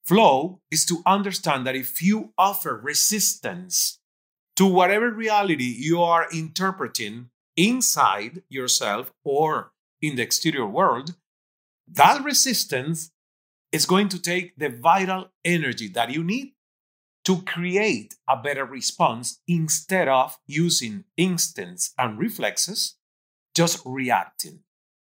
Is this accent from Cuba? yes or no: yes; Cuba; English is a second language; moved away as an adult; also born or lived in Toronto, Canada; now in Miami, United States; I'm coming from Cuba, being 29, not speaking English